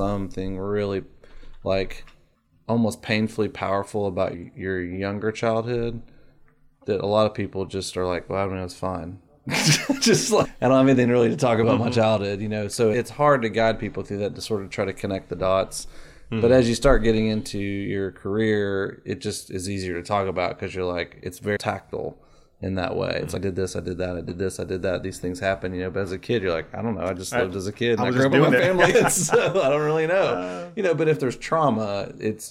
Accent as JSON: {"language": "English", "region": "Florida", "country": "United States", "tie": "born or raised there", "said": "I moved to Florida when I was 10"}